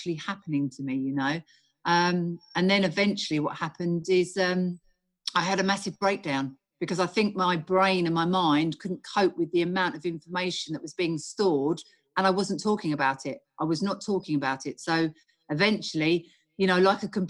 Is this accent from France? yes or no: no; United Kingdom; I'm from the UK.